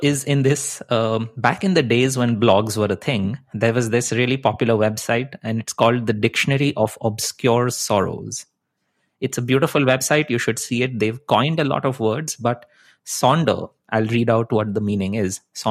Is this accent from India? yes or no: yes; India; English is a second language; moved away as an adult; also born or lived in Netherlands / Chicago / Wisconsin; now in Vancouver, Canada; so I came from India, I went to study in the Netherlands, and then I jumped ship and I came to Chicago. I lived in Wisconsin, and now I'm in Vancouver, Canada.